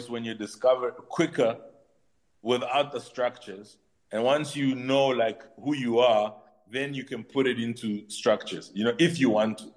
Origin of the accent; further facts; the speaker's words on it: DR Congo; In my heart, I'm Congolese. I'm Congolese. To all the Congolese people, I am Congolese.